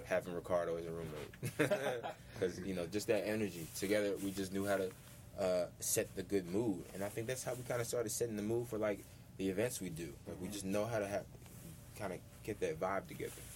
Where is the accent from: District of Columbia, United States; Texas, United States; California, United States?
District of Columbia, United States; Washington; in the city that, that kind of raised me, and the place that I, I call home